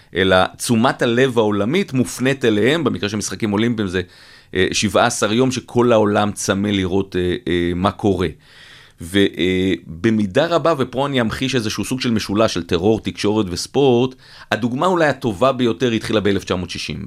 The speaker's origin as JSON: {"language": "Hebrew", "country": "Israel", "said": "אנחנו בתור ישראלים"}